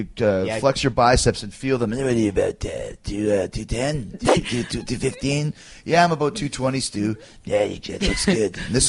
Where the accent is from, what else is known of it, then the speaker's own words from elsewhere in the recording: Calgary, Alberta, Canada; But I came from Calgary, so therefore I'm a Calgary kid, like you guys are.